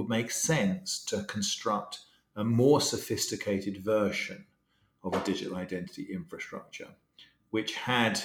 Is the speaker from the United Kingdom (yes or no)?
yes; England, United Kingdom; I'm English